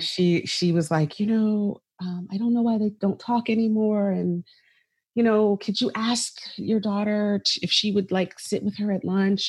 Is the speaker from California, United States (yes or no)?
no; right outside of Philadelphia, Pennsylvania, United States; I grew up right outside of Philadelphia